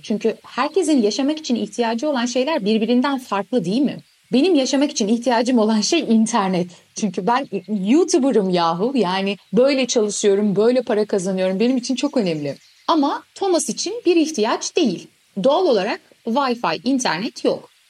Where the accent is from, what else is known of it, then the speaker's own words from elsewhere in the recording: Istanbul, Turkey; ben Türk'üm hani Türkiye'den geldim İstanbulluyum